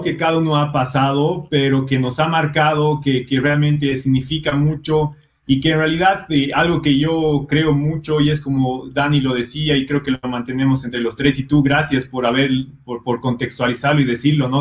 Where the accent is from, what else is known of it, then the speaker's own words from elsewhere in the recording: Bolivia; also born or lived in Brazil / Ireland; soy boliviano